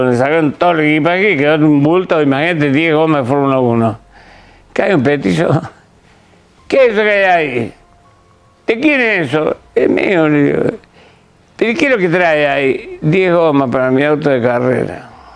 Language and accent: Spanish; Córdoba, Argentina; soy de Córdoba